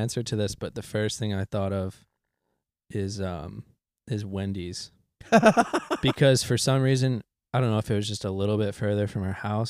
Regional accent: Kenosha, Wisconsin, United States; So to this day, especially speaking of my hometown, Ruffalo's Pizza, it's a local chain. There was three of them, and now there's two of them, I think.

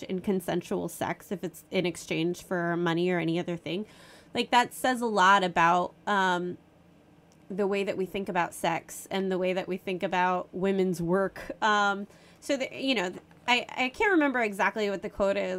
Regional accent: New York City, New York, United States; I grew up in New York City.

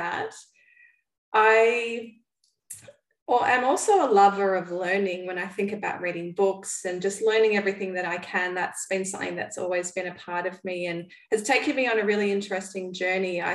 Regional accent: Melbourne, Victoria, Australia; I'm from Melbourne, Australia, and I live over here with my husband

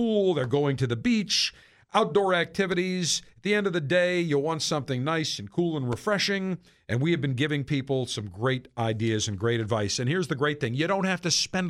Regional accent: Buffalo, New York, United States; moved away; when I grew up in Buffalo

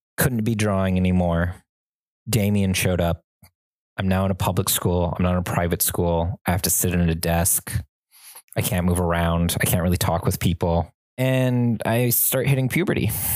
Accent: suburban Southern California, United States; we were in suburban Southern California

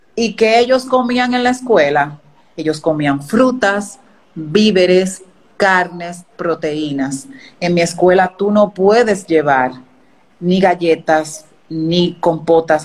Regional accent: Dominican Republic; desde aquí, desde República Dominicana

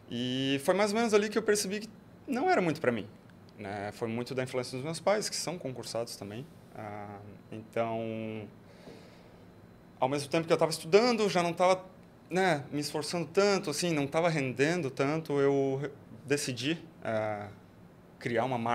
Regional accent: Joinville, Santa Catarina, Brazil; moved away as an adult; now in Florianópolis, Brazil; eu sou natural de Joinville. Eu vim para Florianópolis em 2007.

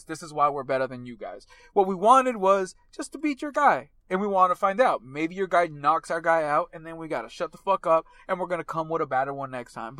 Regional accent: United States; as an American

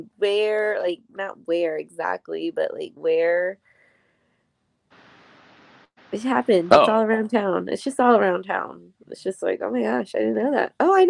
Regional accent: San Antonio, Texas, United States; also born or lived in Southern California; San Antonio, where we were raised in, you know, both me and my ex, we were both raised San Antonio. It's the culture here. It's the Hispanic culture here.

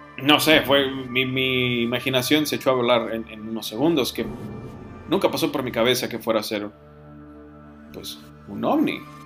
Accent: Mexico; decimos aquí en México

